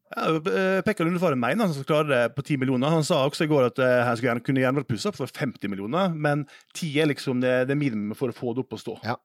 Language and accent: Norwegian; Western Norway, Norway; Jeg kom fra gård på Vestlandet